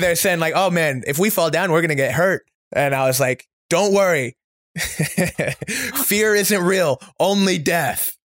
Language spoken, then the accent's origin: English; Oklahoma, United States; moved away; I'm from Oklahoma, so we share a border, and so our youth was very similar